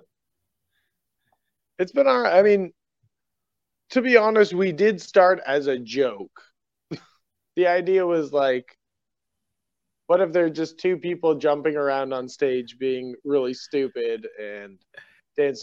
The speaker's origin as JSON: {"language": "English", "country": "Canada", "moved": "yes", "lives_now": "Busan, South Korea", "said": "I'm Canadian"}